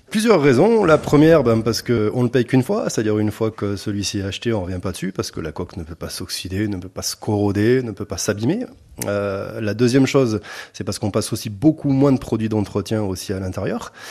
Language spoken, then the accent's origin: French; Auvergne-Rhône-Alpes, France; une marque Auvergnate pour effectivement faire plaisir à ma région natale